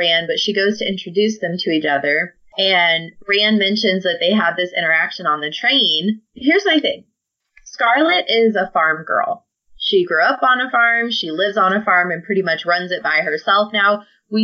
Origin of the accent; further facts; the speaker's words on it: Midwest, United States; I grew up in the Midwest